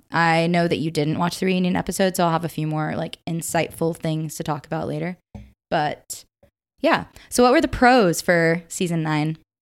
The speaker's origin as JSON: {"language": "English", "region": "Upstate South Carolina", "country": "United States", "said": "I'm from the upstate of South Carolina"}